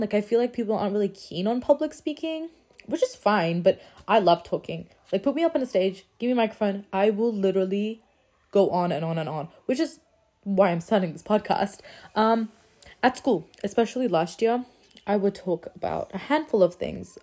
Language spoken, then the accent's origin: English; Australia; So, I'm an Australian Muslim. Uh, my background is Afghanistan, so I am Afghan